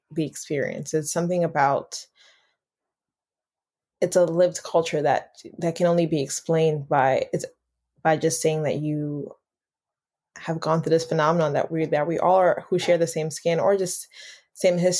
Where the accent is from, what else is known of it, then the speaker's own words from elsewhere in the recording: New York City, New York, United States; I'm a Haitian American. Born and raised in Brooklyn, New York